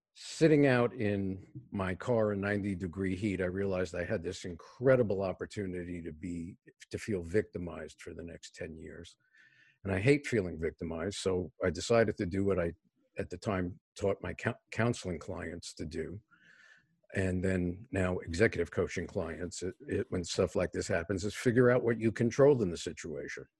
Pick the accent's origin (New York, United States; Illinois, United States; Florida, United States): New York, United States; New York City; moved away; I was born and raised in a city housing project in New York City